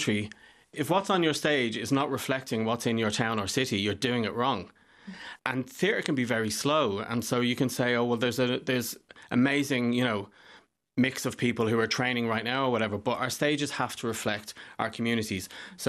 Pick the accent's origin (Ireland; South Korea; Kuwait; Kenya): Ireland; accent: English; also born or lived in London; I was born in London to Irish parents, moved to Ireland when I was 10. So I arrived with an English accent, so I was an outsider.